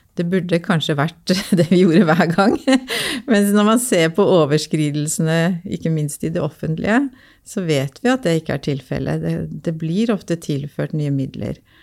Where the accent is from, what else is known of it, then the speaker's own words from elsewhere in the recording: Oslo, Norway; Jeg er jo født og oppvokst på Linderud eh, i Groruddalen